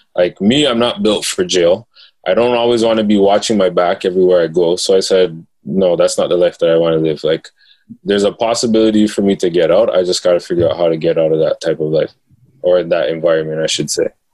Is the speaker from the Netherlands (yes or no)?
no; Toronto, Ontario, Canada; also born or lived in Rexdale, Toronto; I grew up in uh, Jane and Finch, mm-hmm. and um, I later moved to Rexdale